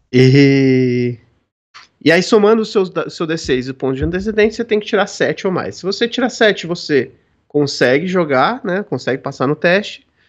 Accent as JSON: {"language": "Portuguese", "region": "São Paulo", "country": "Brazil", "said": "eu sou de São Paulo"}